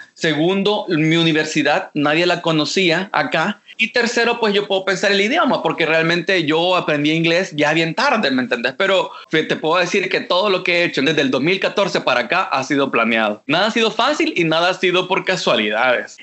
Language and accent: Spanish; El Salvador; moved away as an adult; also born or lived in Costa Rica; now in Los Angeles, United States; yo soy salvadoreño